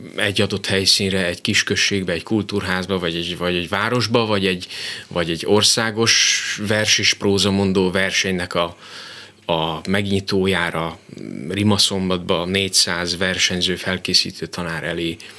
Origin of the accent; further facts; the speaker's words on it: Dunamocs, Nitra Region, Slovakia; also born or lived in Komárno; now in Miskolc, Hungary; rengeteg élmény köt a szülőfalomhoz. Leginkább a szabadság érzése, amikor délutánonként biciklivel mentem a kutyával a határba